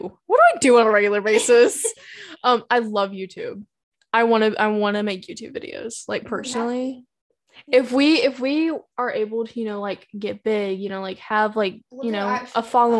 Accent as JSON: {"language": "English", "region": "the South", "country": "United States", "accent": "Southern", "said": "We're not, like, from California sitting here. Howdy, y'all. No, we live in the Southern."}